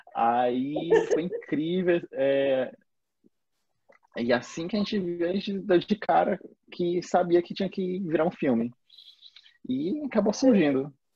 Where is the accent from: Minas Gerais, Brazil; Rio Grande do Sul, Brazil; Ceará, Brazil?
Ceará, Brazil; Fortaleza; a gente é de Fortaleza.